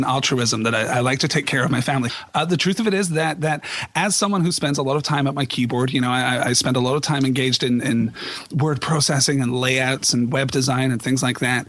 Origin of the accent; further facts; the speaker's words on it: Scotland, United Kingdom; moved away as an adult; now in United States; I am originally from Scotland. I've only been living in the United States for about 4 years now.